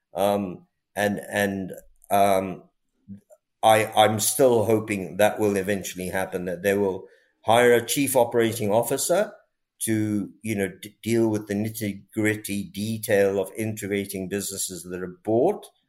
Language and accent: English; India; being Indian